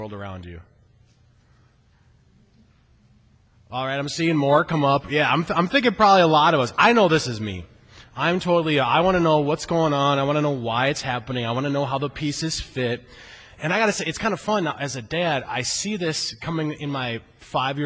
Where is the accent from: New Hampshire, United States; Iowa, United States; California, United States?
Iowa, United States; growing up in Iowa, working really boring jobs like on the mink farm